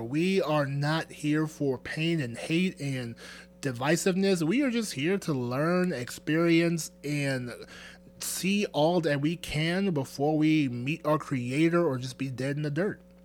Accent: Nigeria; I'm Nigerian.

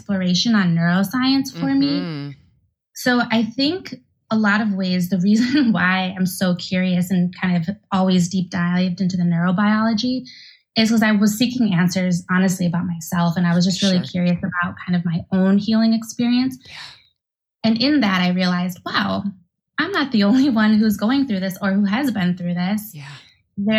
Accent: Milwaukee, Wisconsin, United States; also born or lived in Santiago, Chile; I was born in Santiago, Chile, and raised in Milwaukee, Wisconsin by a Jewish family.

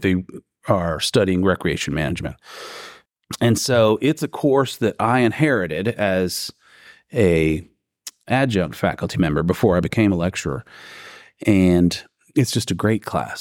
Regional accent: Ohio, United States; moved away as an adult; now in Alabama, United States; I'm originally from Ohio.

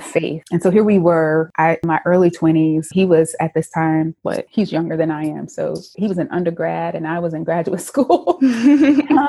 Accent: Winston-Salem, North Carolina, United States; I am originally from Winston-Salem, North Carolina. So I was born and raised in the South

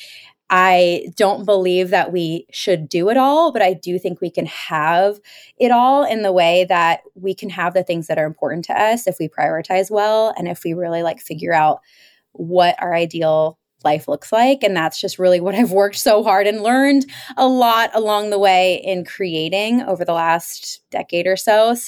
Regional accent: Pennsylvania, United States; growing up outside of Philadelphia, I thought I was going to go to the big city.

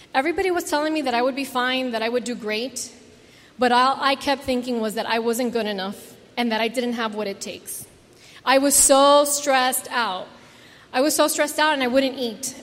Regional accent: South Florida, United States; growing up in South Florida with all the Cuban viejos

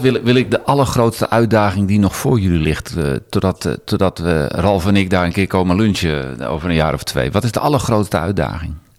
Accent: Amsterdam, North Holland, Netherlands; als Amsterdammer

